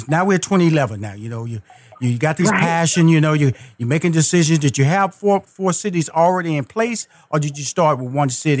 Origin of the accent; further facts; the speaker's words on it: Houston, Texas, United States; Well, see, I'm a Texas boy. I'm from Houston, Texas.